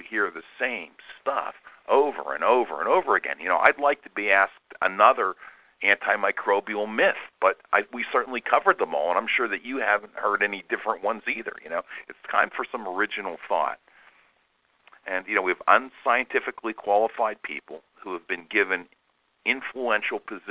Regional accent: Pittsburgh, Pennsylvania, United States; we're from Pittsburgh, Pennsylvania

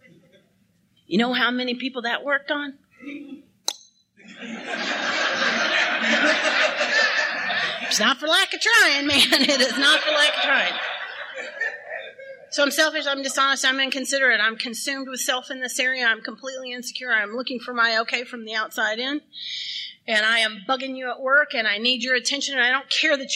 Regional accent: Texas, United States; I'm from Texas

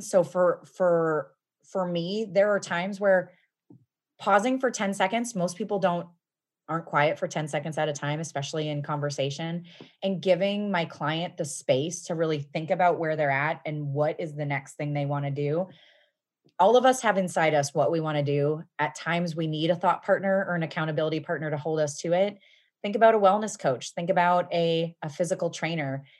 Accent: Midwest, United States; moved away as an adult; also born or lived in Seattle / Cincinnati, Ohio; I was from the Midwest. I was living in Seattle

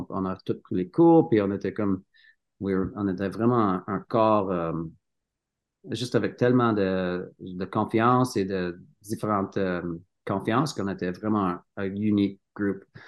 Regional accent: Sutton, Quebec, Canada; French is a second language; moved away as an adult; also born or lived in Cowansville, Quebec / Sherbrooke, Quebec / Canmore, Alberta; now in Revelstoke, Canada; j'étais né à Cowansville, au Québec. oui. Mon enfance, était à Sutton, Sutton, Québec

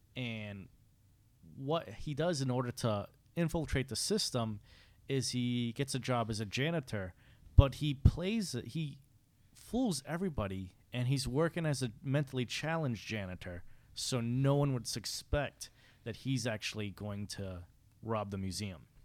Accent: Fall River, Massachusetts, United States; I'm from Fall River

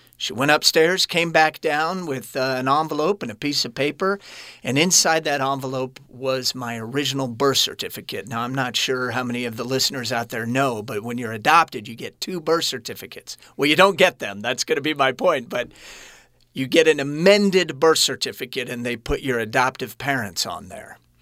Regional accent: Kansas City, Missouri, United States; I was born in Kansas City, and those of you listening, it sits on the border of Kansas and Missouri

